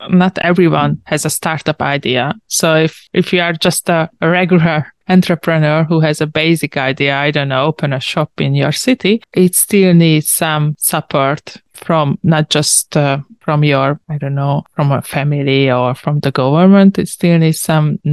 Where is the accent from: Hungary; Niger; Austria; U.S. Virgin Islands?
Hungary; I'm a journalist from Hungary